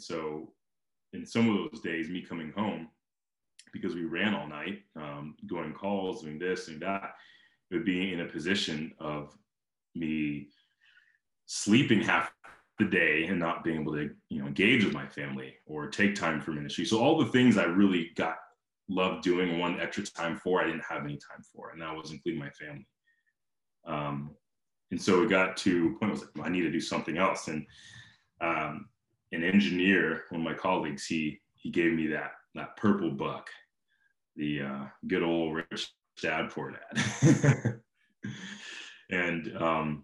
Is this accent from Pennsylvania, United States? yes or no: no; Simi Valley, California, United States; moved away; I grew up in Simi Valley, and around that area